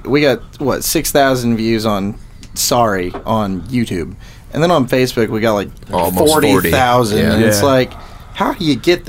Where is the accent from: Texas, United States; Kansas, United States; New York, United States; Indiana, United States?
Indiana, United States; Seymour; Well, we're from Seymour, Indiana